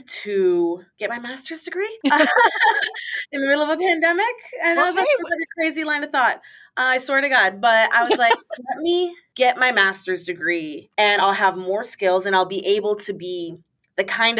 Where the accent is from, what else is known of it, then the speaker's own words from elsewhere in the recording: Puerto Rico; moved away as an adult; I'm from Puerto Rico